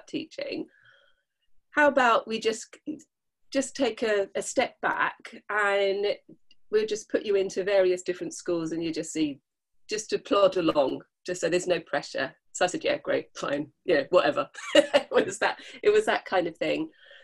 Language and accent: English; London, United Kingdom; moved away as an adult; now in Dorset, United Kingdom; I was born in London, so I was kind of used to, being in that kind of society